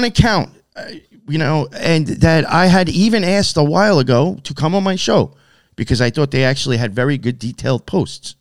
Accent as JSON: {"language": "English", "area": "Long Island", "region": "New York", "country": "United States", "said": "I'm from Long Island"}